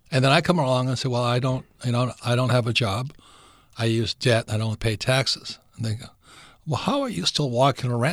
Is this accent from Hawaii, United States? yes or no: yes; Hawaii, United States; moved away; also born or lived in New York; I grew up in Hawaii and went to school in New York